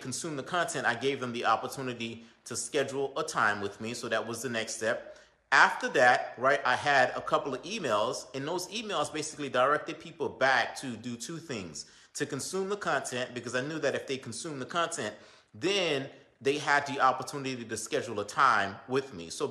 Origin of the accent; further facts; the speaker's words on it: Belle Glade, Florida, United States; now in Boynton Beach, United States; my hometown, you know, Belgrade